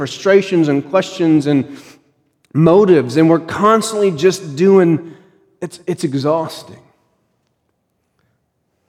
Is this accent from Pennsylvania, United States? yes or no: yes; Pennsylvania, United States; When I was growing up in Pennsylvania